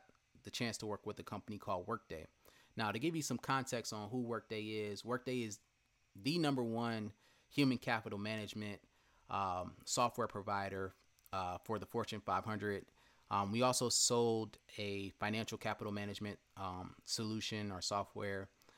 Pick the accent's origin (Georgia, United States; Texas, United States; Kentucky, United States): Georgia, United States; Marietta; Went to Hillgrove High School in West Cobb, Powder Springs, Georgia, to be exact. I grew up in Marietta for the most part.